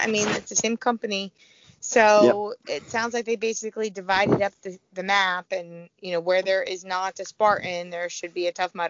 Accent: Missouri, United States; That's my hometown.

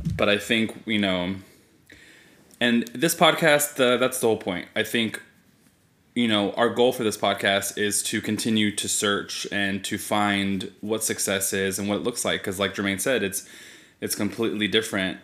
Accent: Fresno, California, United States; I am born and raised in Fresno

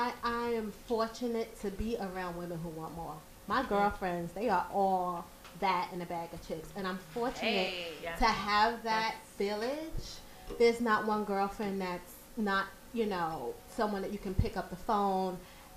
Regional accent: New York City, New York, United States; I'm from Brooklyn. What part? New York. Grew up in Prospect Heights.

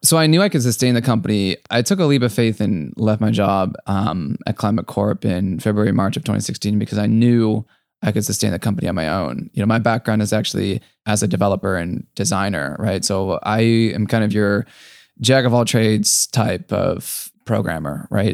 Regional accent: Akron, Ohio, United States; moved away; also born or lived in San Francisco; I grew up in Akron, Ohio

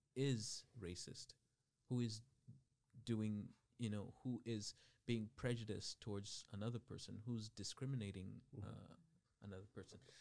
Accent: Bathurst, New Brunswick, Canada; also born or lived in Democratic Republic of the Congo / Zambia; I grew up in the northern part of New Brunswick, uh, Bathurst

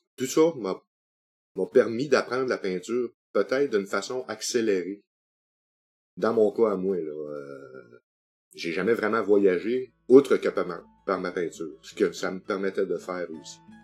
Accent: Sept-Îles, Quebec, Canada; also born or lived in Chicoutimi; je suis natif de Chicoutimi, mais j'ai été baptisé à cette île. Donc, euh, j'avais trois mois quand je suis arrivé sur la côte nord

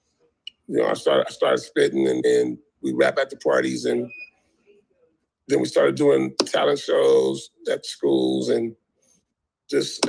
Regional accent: Compton, California, United States; I grew up in Compton

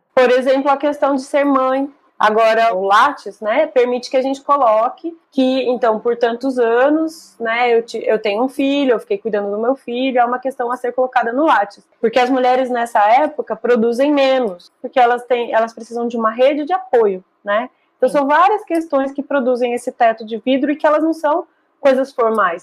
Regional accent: Brazil; como brasileiros

